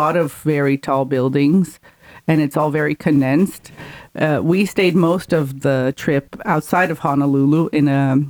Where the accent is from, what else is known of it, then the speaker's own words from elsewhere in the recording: Brazil; now in Canada; I'm from Brazil. I'm from a very tropical country.